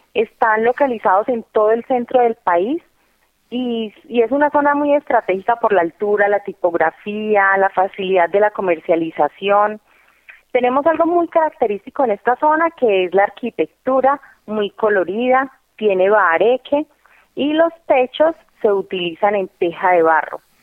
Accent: Colombia; como colombianos

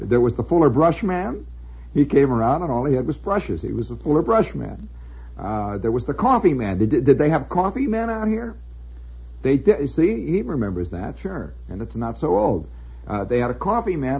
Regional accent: United States; I'm an American

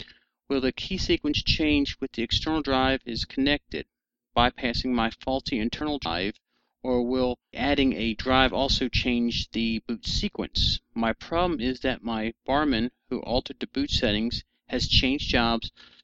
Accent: South Carolina, United States; I'm from South Carolina. So we speak differently if you haven't figured that one out.

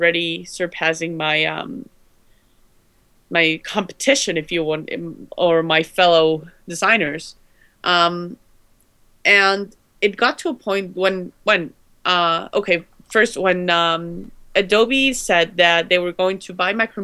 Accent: Guatemala; I'm from Guatemala

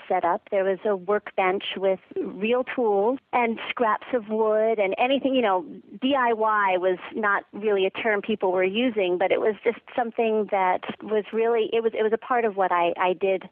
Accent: San Francisco, California, United States; moved away; also born or lived in Long Island, New York; I grew up in San Francisco in the early 70s in the heart of the hippie movement

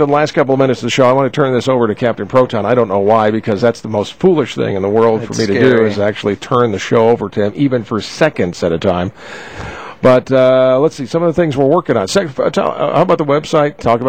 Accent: the East, East Coast, United States; I'm from the East

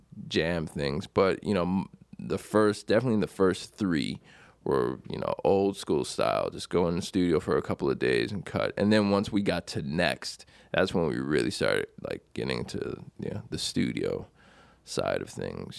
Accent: Buffalo, New York, United States; I grew up in Buffalo, New York.

